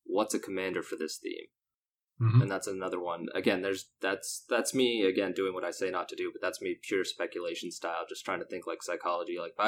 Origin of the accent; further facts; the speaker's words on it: Texas, United States; also born or lived in North Carolina / Long Island / Sacramento / Philadelphia; Yes, I am predominantly from South Texas, but to give a little fun backstory, I was born in North Carolina, and I've lived in Long Island, New York. I lived in upstate New York for a while.